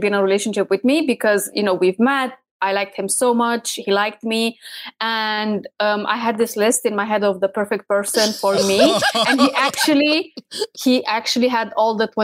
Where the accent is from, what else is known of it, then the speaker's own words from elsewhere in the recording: Romania; moved away as an adult; also born or lived in United Kingdom; We are originally from Romania, which is Eastern of Europe. But I've been living in the UK at that time for about 6 years.